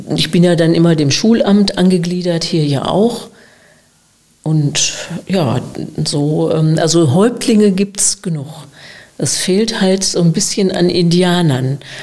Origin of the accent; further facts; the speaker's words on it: Gelsenkirchen, North Rhine-Westphalia, Germany; accent: Ruhrgebiet; also born or lived in Freiburg / Münster; now in Breckerfeld, Germany; schleicht sich doch das eine oder andere Ruhrgebietsidiom ein. Also ich bin aus Gelsenkirchen